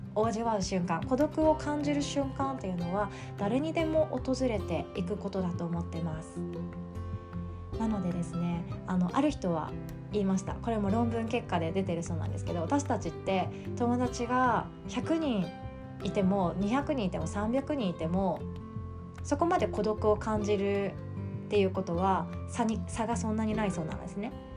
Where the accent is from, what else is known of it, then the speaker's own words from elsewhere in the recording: Shikoku, Japan; also born or lived in Kanagawa; now in Osaka, Japan; 私の実家の四国